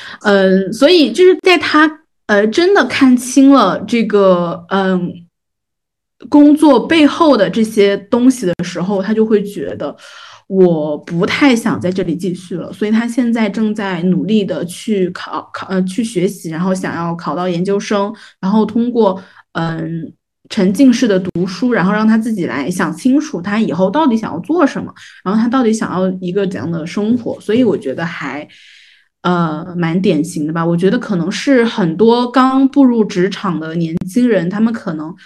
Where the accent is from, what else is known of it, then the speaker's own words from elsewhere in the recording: Jiangnan, China; accent: Jiangnan; 会有那种呃我们江南话讲打打流的那种呃同学